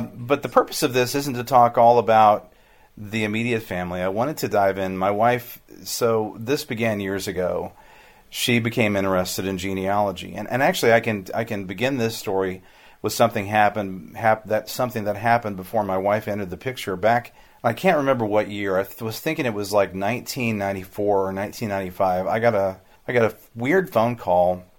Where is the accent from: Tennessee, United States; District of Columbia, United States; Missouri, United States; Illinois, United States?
Missouri, United States; Hannibal; I grew up in Hannibal